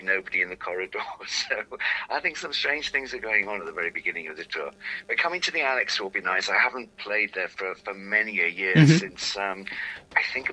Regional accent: Walsall, West Midlands, United Kingdom; I grew up in Walsall

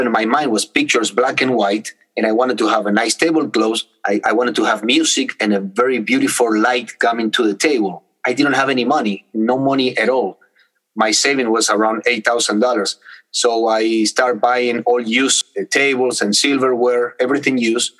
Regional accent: Buenos Aires, Argentina; moved away as an adult; now in United States; I was born in Argentina, in Buenos Aires, in South America, and my parents too.

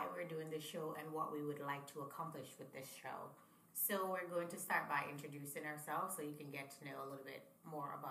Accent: Jamaica; moved away; also born or lived in Niger; I'm from Jamaica

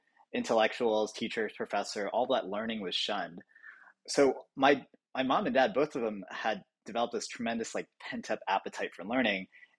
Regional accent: suburbs of Washington, DC, District of Columbia, United States; also born or lived in Boston, Massachusetts; I was born in Boston, actually at the Brigham. But really, I'd say I grew up in the suburbs of DC.

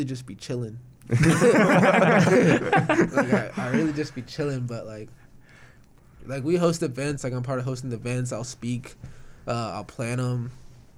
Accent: Dixon, California, United States; moved away as an adult; now in Corvallis, United States; I'm from Dixon, California, which is a lot like Corvallis.

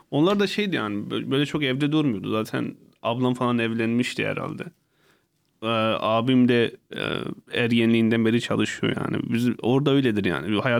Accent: Hasköy, Muş Province, Turkey; Hazköy ilçesi Gökyazı köyünde ve birinci sınıfa kadar hiç böyle e, insan arasında çıkmadım

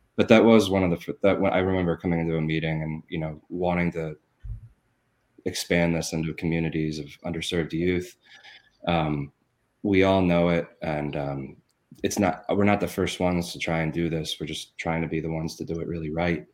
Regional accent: Philadelphia, Pennsylvania, United States; moved away as an adult; also born or lived in Ithaca, New York; now in Texas, United States; I'm from Philadelphia

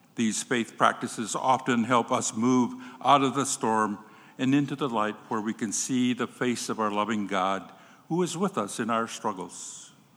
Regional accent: Cochiti Pueblo Reservation, New Mexico, United States; When I was a little boy growing up on the Coche de Pueblo Reservation in New Mexico

